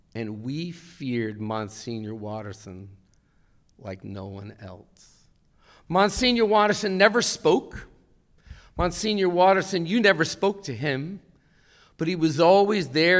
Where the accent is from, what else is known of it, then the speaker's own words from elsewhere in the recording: Westfield, New Jersey, United States; I was raised in Westfield, New Jersey